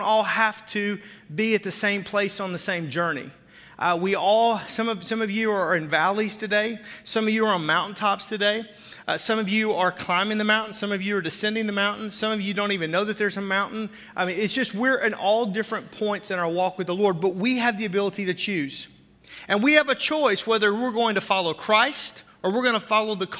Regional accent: the South, United States; now in Wisconsin, United States; I didn't grow up here. I grew up in the South

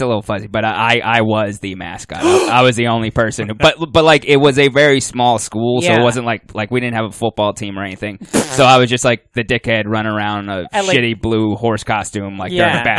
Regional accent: Dutchess County, New York, United States; I'm from Dutchess County, New York, which is... not proper upstate. It's like 2 hours north of the city, but it's very rural

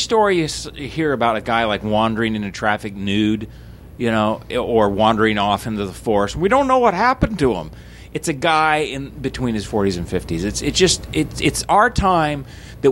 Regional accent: Portland, Oregon, United States; where are you from? And I said, Portland, Oregon

